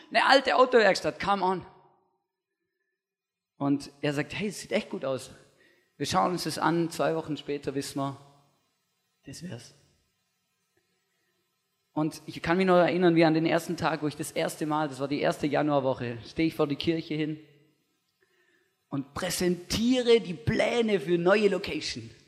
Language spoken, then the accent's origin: German; Stuttgart, Baden-Württemberg, Germany; Ich bin, ich weiß, ich bin im Großraum Stuttgart aufgewachsen und da ist einfach, das man sagt immer so im christlichen Jargon, das ist das Bible Belt von Deutschland.